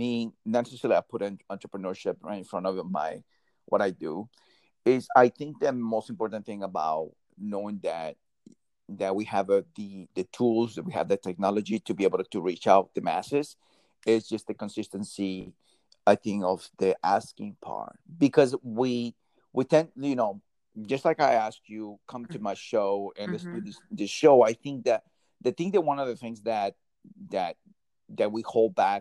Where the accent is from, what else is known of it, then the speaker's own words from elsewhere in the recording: New Jersey, United States; I'm from Jersey.